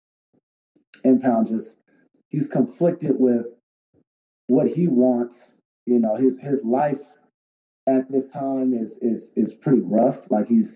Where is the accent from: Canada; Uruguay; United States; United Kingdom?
United States; Sacramento, California; I'm from Sacramento, but our summers is 108, 107